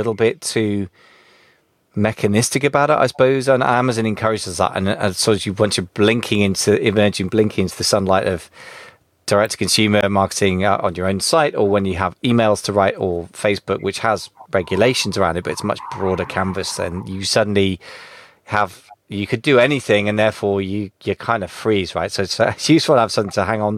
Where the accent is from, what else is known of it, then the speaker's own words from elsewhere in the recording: United Kingdom; being British